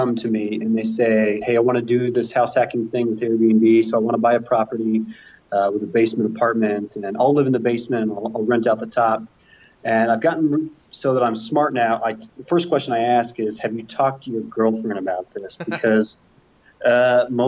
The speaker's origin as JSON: {"language": "English", "region": "Missouri", "country": "United States", "moved": "yes", "lives_now": "Denver, United States", "said": "I'm from Missouri, so I'm supposed to be a Chiefs fan."}